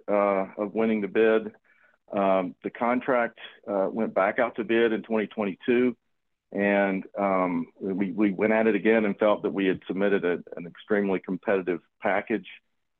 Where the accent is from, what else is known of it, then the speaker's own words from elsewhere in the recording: Salisbury, North Carolina, United States; I am originally from Salisbury, North Carolina